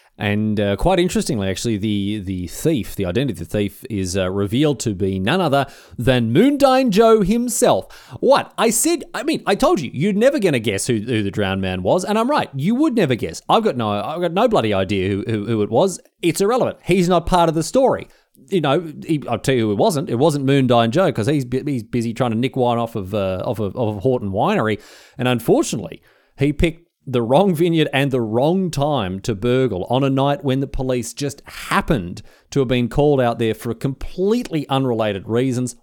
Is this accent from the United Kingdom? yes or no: no; Victoria, Australia; I'm from Victoria